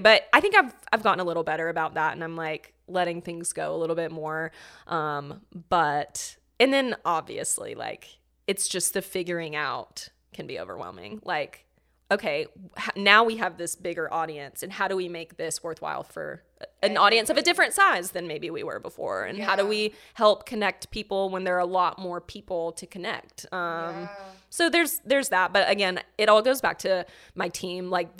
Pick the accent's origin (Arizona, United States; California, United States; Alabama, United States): Alabama, United States; moved away as an adult; also born or lived in Texas / Seattle; now in Atlanta, United States; So I'm originally from Alabama.